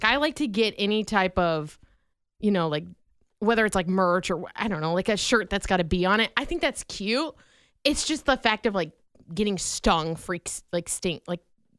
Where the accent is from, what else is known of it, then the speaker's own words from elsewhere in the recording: Vinton, Iowa, United States; Vinton, Iowa, because that's my hometown